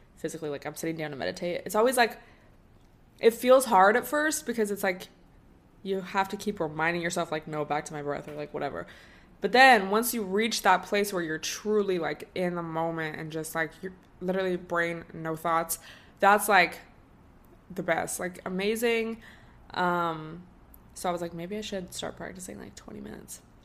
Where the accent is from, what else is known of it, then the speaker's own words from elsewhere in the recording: Washington, United States; now in Southern California, United States; I grew up in Washington State